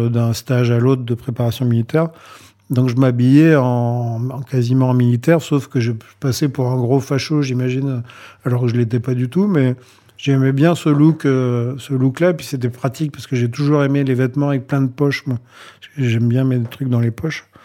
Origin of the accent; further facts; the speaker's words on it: Mahebourg, Grand Port, Mauritius; Donc j'avais fait, une, fait faire une dizaine de chemises à jabot dans mon bled là-bas à Maïbourg, à l'île Maurice.